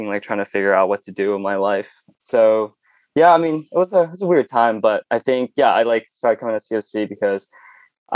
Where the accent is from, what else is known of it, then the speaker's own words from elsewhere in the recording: Danville, California, United States; also born or lived in Chongqing, China / Hong Kong / Hercules, California; first lived in Hercules for like a couple years, and then my parents wanted to move to like an area with a little bit better education. So made out here to Danville, and I've been living in this home for like the last 15